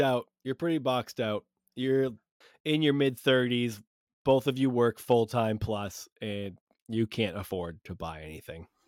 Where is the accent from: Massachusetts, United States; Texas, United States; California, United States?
Massachusetts, United States; Cape Cod; growing up on Cape Cod